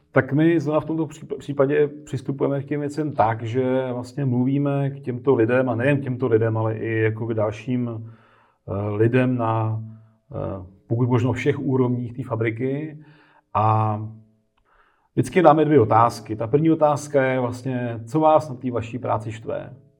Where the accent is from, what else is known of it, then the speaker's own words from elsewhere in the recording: Czechia; my jako Češi máme tady